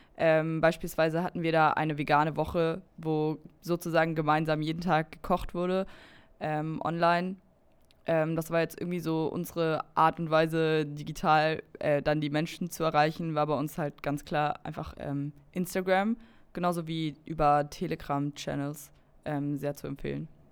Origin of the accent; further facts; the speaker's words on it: Berlin, Germany; ich komme auch aus Berlin